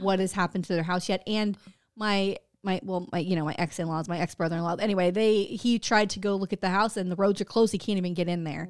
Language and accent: English; Florida, United States; we're from Florida